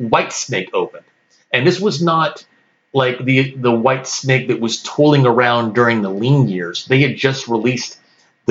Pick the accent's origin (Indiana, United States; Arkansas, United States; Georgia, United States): Arkansas, United States; Little Rock; moved away; also born or lived in Texas; I was born in Little Rock, Arkansas